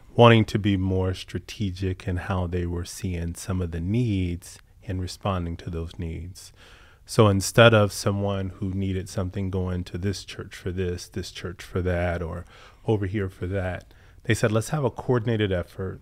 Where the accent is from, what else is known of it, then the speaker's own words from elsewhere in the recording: Southern Virginia, United States; growing up in Southern Virginia